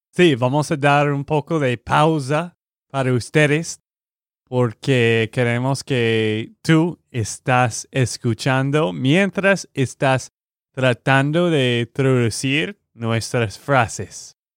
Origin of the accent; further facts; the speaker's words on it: Texas, United States; de Texas, Estados Unidos.